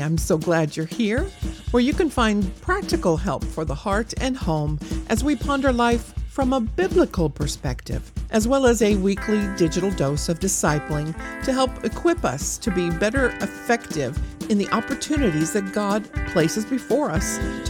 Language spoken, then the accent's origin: English; California, United States; also born or lived in Idaho, United States; I've lived in many of the states in our country here, and growing up in California, I experienced many earthquakes.